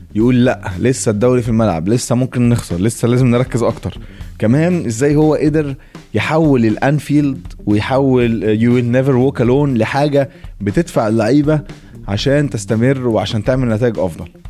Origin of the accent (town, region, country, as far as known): Egypt